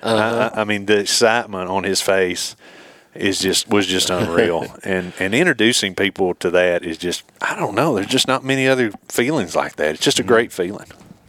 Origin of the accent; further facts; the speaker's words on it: Tennessee, United States; I like to kill big deer in my home state.